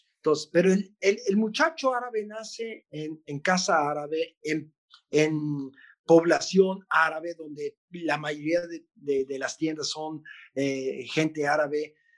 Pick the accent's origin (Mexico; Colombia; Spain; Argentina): Mexico; moved away as an adult; also born or lived in Israel; yo soy mexicano, tengo pasaporte mexicano